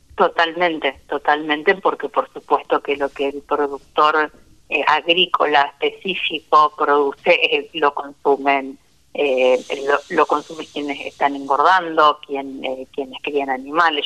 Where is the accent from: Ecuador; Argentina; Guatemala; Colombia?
Argentina; desde mi tierra, Santa Cecina.